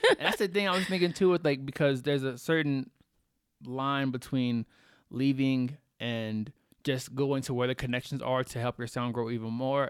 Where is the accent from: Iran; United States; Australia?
United States; Texas; now in Colorado, United States; I'm from Texas